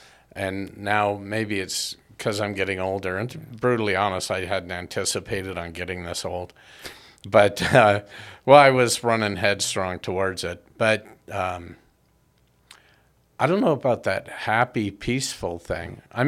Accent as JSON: {"language": "English", "country": "United States", "tie": "born or raised there", "said": "I think that's because you found out I was born and educated in the U.S."}